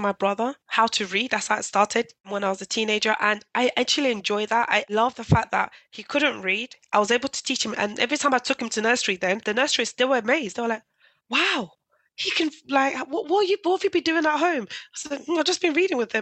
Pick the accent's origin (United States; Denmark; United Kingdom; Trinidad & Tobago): United Kingdom; London; I grew up in East London then. If you ever know Newham